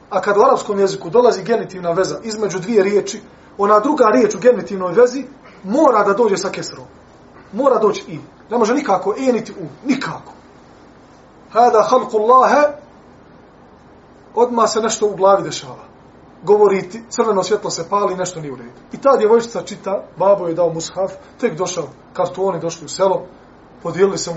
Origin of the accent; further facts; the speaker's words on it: Bosnia & Herzegovina; kod nas u Bosni